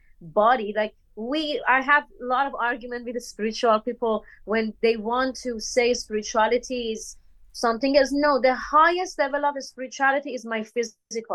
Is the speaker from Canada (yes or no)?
no; Bandar Mahshahr, Khuzestan, Iran; English is a second language; moved away as an adult; also born or lived in India / Kuala Lumpur, Malaysia; now in Los Angeles, United States; I am born and brought up in Bandar Mashhad, Khuzestan. I am Bandari.